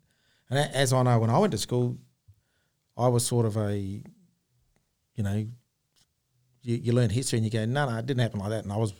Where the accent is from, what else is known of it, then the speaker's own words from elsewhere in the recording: Darwin, Northern Territory, Australia; growing up in Darwin.